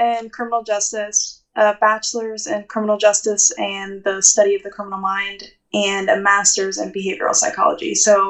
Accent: Ohio, United States; I'm from Ohio

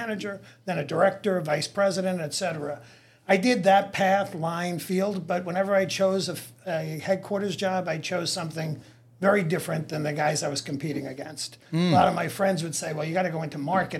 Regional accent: Yonkers, New York, United States; moved away as an adult; I grew up in Westchester County, which was the home of IBM.

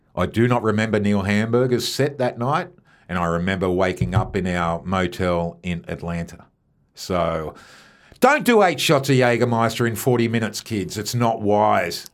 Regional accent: Melbourne, Victoria, Australia; from Melbourne, Australia

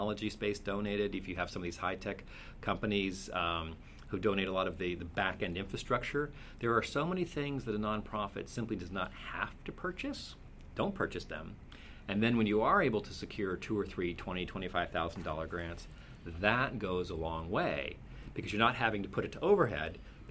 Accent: Cupertino, California, United States; I was raised in Cupertino in California

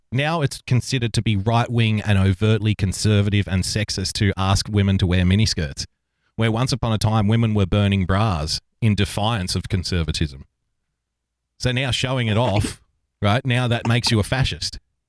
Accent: Australia; Now, as an Australian, I can tell you culturally, we are prone to drinking games and drinking obscene amounts of alcohol whenever possible.

